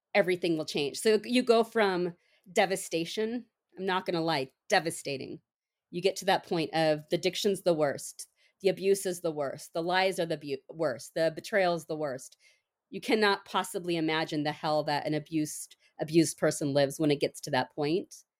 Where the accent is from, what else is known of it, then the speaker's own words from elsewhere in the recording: San Diego, California, United States; moved away as an adult; also born or lived in Minnesota / Portland; now I am from San Diego, we moved back to San Diego